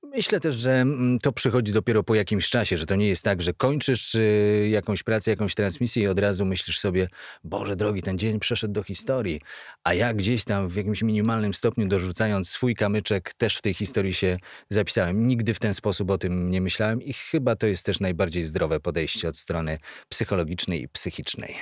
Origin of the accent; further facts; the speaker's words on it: Kalisz, Greater Poland, Poland; pochodzę z Kalisza, z najstarszego miasta w Polsce